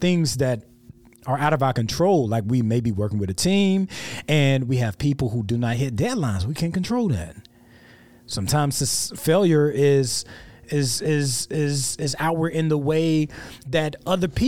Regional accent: South Carolina, United States; I'm from South Carolina

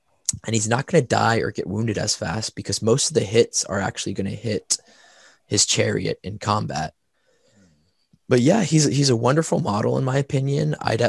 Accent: the South, United States; I'm from the South. We don't really speak English well.

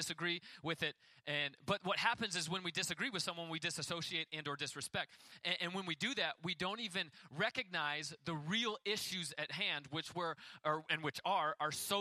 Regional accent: United States; as an American.

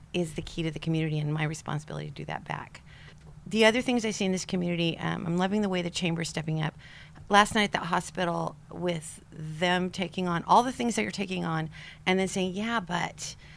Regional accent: King City, California, United States; I grew up in King City, Monterey County, farmer, fifth generation Californian.

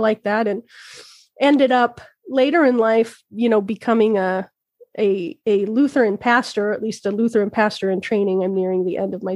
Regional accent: Logan, Utah, United States; now in Twin Cities, Minnesota, United States; Logan, Utah, which is my hometown

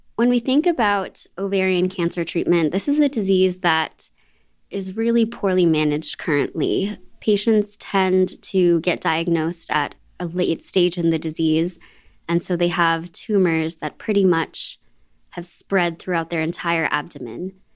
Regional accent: Boston, Massachusetts, United States; I'm a local. I'm from the Boston area

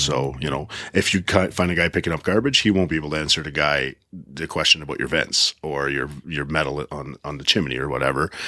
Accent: Prince Edward Island, Canada; moved away; I come from Prince Edward Island, small town. My dad was a lobster fisherman

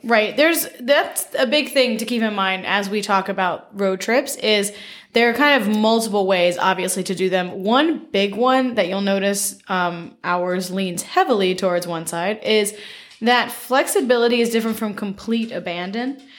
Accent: Memphis, Tennessee, United States; now in Connecticut, United States; I'm from Memphis

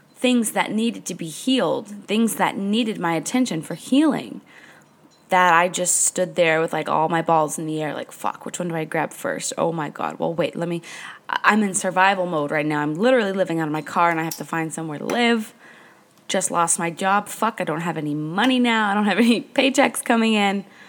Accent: New Hampshire, United States; now in Marathon, Florida, United States; I grew up in New Hampshire

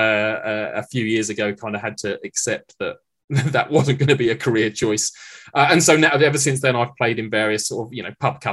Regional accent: Maidenhead, South East England, United Kingdom; I grew up in Maidenhead

